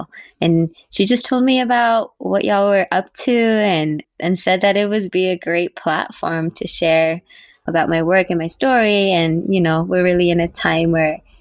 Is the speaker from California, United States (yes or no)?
yes; Carson, California, United States; now in Bay Area, United States; I was born in California in Tongva territory. I grew up in Carson, California